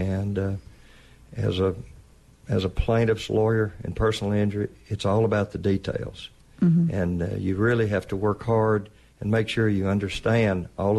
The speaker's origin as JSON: {"language": "English", "town": "Ashland", "region": "Mississippi", "country": "United States", "tie": "born or raised there", "said": "My father started practicing in 1939 in Ashland, Mississippi, and I grew up in Ashland."}